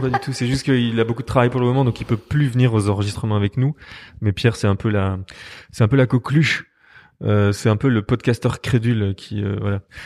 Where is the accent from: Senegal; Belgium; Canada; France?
Belgium; Liège, Wallonia; moved away as an adult; now in Brussels, Belgium; je suis liégeois d'origine, mais je suis venu en 2000